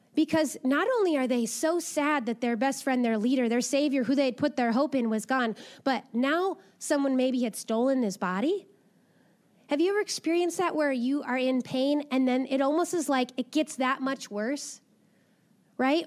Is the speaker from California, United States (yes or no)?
yes; Napa, California, United States; I grew up in Napa